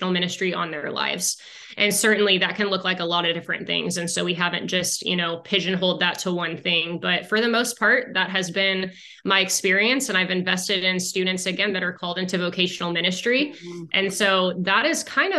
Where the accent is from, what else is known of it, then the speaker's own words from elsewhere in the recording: Arizona, United States; moved away as an adult; now in Houston, United States; we moved to Texas for, away from Arizona, because we're from Arizona.